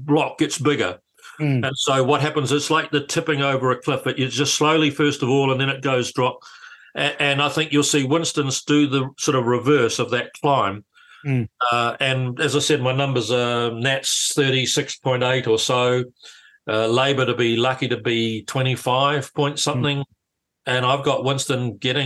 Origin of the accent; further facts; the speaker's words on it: Auckland, New Zealand; when I was a little kid growing up in Auckland in the early 50s